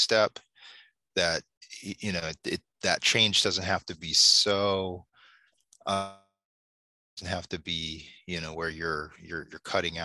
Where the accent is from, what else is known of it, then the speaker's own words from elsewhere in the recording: Alaska, United States; moved away; growing up in Alaska